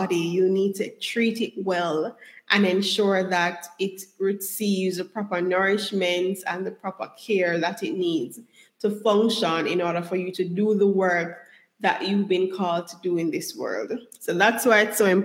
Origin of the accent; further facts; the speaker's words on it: Jamaica; moved away; also born or lived in United States; I was brought up in Jamaica